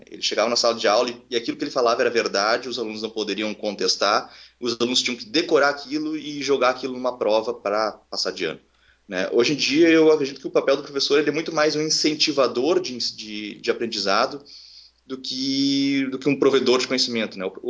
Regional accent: Porto Alegre, Rio Grande do Sul, Brazil; born there; now in Santa Cruz do Sul, Brazil; eu não sou de Porto Alegre, eu nasci em Porto Alegre, mas eu moro em Santa Cruz do Sul, que é uma cidade interior aqui do Rio Grande do Sul, fica a 150 quilômetros de Porto Alegre

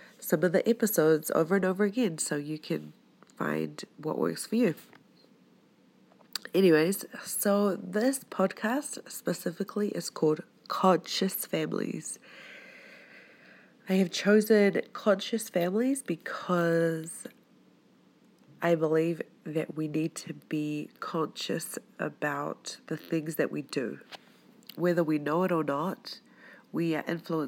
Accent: New Zealand; moved away as an adult; also born or lived in Tonga (ancestry); now in Utah, United States; I was born in New Zealand. I'm of Tongan Polynesian descent, and for the past 3 years I've been living here in Utah

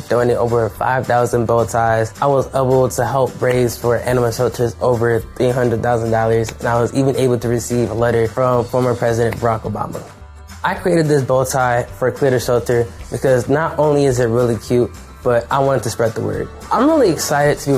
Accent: North New Jersey, United States; I'm 16 years old. I'm from North New Jersey

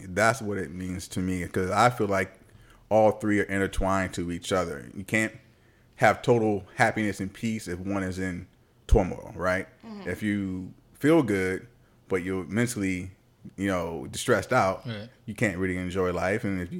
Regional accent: Richmond, Virginia, United States; moved away; That's why I moved from Virginia. Shout out to Richmond, Virginia, though.

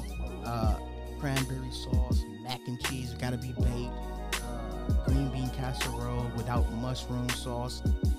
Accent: Minnesota, United States; I'm from Minnesota

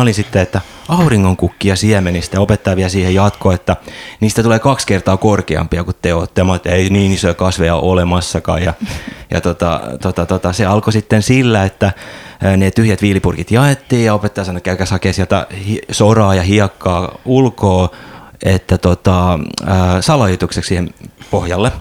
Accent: Tampere, Pirkanmaa, Finland; moved away; mä Tampereelta kotoisin

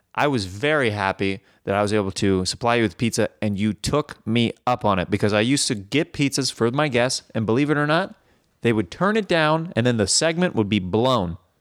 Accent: Kansas City, United States; I'm from Kansas City

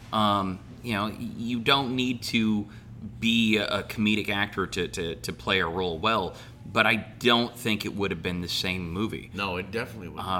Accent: Fairbanks, Alaska, United States; Where are you from? I am from Fairbanks, and I am the ….

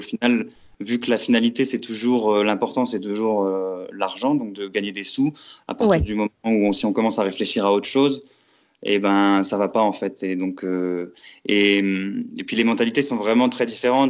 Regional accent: Metz, Grand Est, France; moved away as an adult; also born or lived in Paris; je suis originaire de Metz en Lorraine, où j'ai fait mes études.

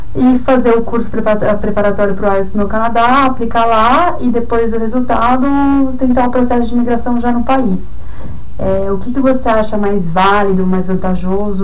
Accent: São Paulo, Brazil; eu sou de São Paulo

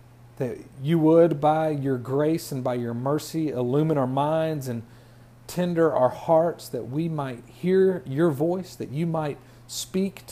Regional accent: Columbus, Georgia, United States; also born or lived in Langdale, Alabama; I'm from Columbus, Georgia. I was born in Langdale, Alabama

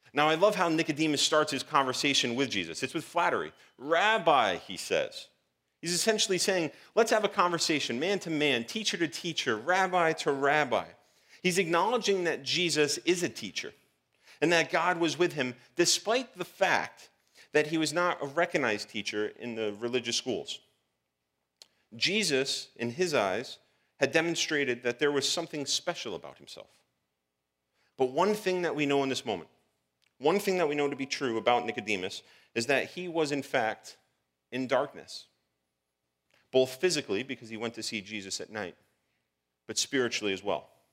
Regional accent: Providence, Rhode Island, United States; I was born on March twenty-second, nineteen eighty-four, Providence, Rhode Island

